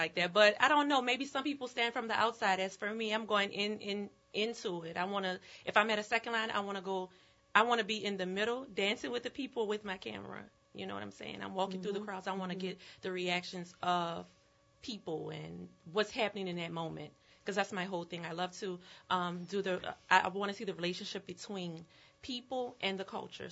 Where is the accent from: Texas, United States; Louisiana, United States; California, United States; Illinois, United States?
Louisiana, United States; New Orleans; I am a New Orleans native. I grew up here